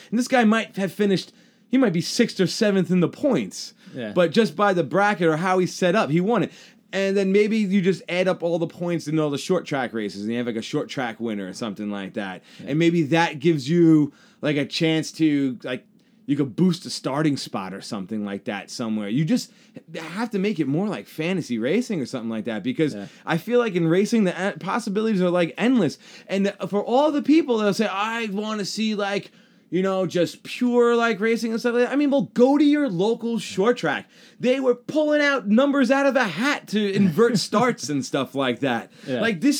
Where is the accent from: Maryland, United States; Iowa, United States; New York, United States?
New York, United States; Long Island; Eric Jones looks like everybody I know's mom growing up on Long Island.